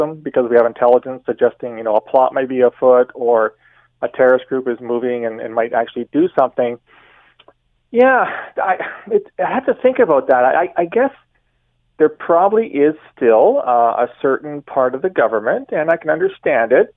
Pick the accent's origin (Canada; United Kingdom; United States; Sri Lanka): Canada; as a Canadian